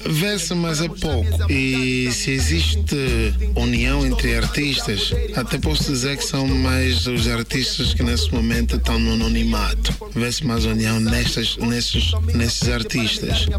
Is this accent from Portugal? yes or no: no; Angola; also born or lived in Tanzania